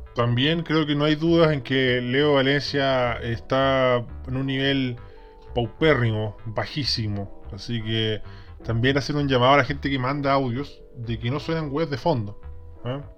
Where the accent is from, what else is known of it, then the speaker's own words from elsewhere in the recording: Peñaflor, Santiago Metropolitan Region, Chile; also born or lived in Talagante; Yo nací en Talagante, pero criado en la República de Peñaflora, ¿ah? de estas poderosas provincias de, este inchequeable país eh, llamado Chile.